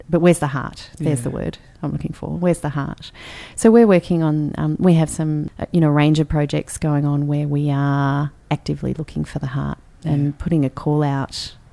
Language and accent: English; Canberra, Australian Capital Territory, Australia; we had great, great childhood growing up in Canberra